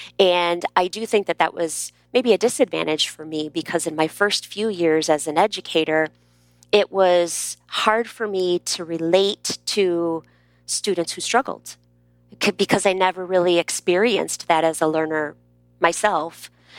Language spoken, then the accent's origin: English; Midwest, United States; I'm from the Midwest, and I was teaching in Texas. And the vowels don't exactly come out of my mouth the same way that they were coming out of the mouths of the students in my classroom.